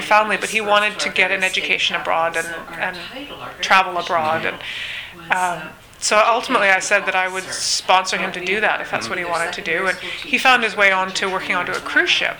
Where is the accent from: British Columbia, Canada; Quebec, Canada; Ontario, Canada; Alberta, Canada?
British Columbia, Canada; Cortes Island; also born or lived in Indonesia